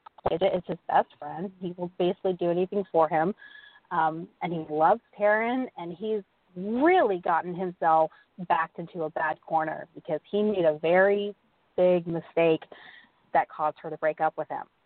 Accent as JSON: {"language": "English", "region": "Texas", "country": "United States", "said": "being a Texan"}